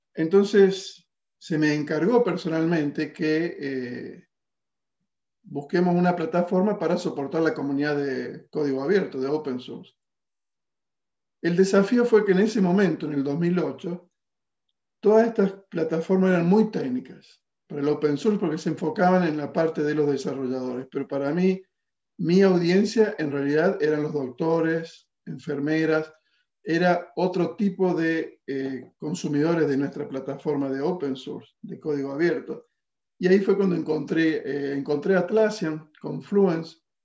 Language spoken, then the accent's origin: Spanish; Argentina; now in California, United States; Yo soy de Argentina, vivo en California.